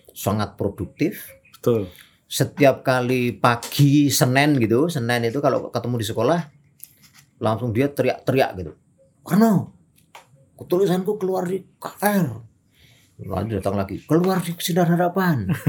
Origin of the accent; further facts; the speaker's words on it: Kulon Progo, Special Region of Yogyakarta, Indonesia; tahun pertama saya masuk kota hmm. dari Kulon Progo yang kampung saya kalau saya nyebut tidak ada dalam peta.